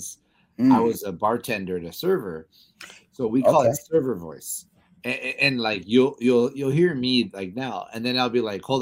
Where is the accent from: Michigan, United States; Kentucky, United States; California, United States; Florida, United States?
California, United States; Los Angeles; born or raised there